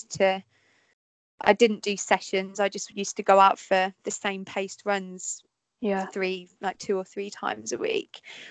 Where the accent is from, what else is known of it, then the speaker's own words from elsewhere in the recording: Peterborough, East of England, United Kingdom; I'm from Peterborough